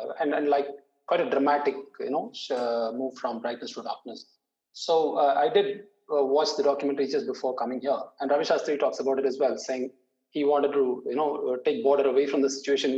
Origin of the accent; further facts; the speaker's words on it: Chennai, Tamil Nadu, India; I come from Chennai and I've watched a lot of tests at Chepauk